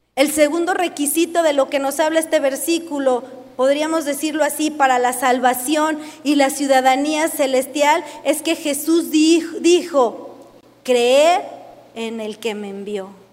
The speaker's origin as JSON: {"language": "Spanish", "country": "Mexico"}